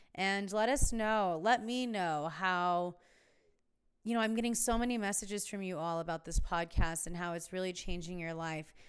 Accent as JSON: {"language": "English", "town": "Palm Springs", "region": "California", "country": "United States", "tie": "born or raised there", "also_born_or_lived": "San Diego", "lives_now": "Joshua Tree, United States", "said": "I grew up in Palm Springs"}